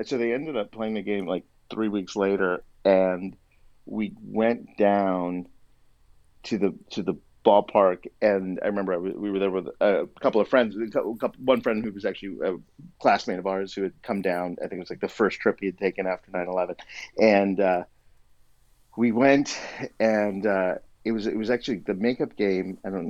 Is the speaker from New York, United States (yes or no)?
no; Bellevue, Washington, United States; moved away as an adult; also born or lived in Mountlake Terrace, Washington; at that time, actually, I think we were living in Mount Lake Terrace, and then I think we moved to Bellevue right afterwards.